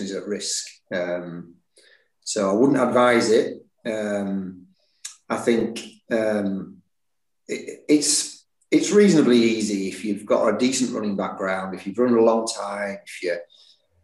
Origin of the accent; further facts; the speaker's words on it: Leeds, Yorkshire and the Humber, United Kingdom; also born or lived in Barnsley; I was born in Barnsley, yeah, and moved to Leeds when I was seven.